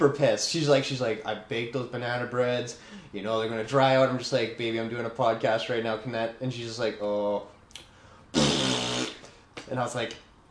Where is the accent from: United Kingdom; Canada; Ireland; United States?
Canada; We say un, deux, trois because we're Canadian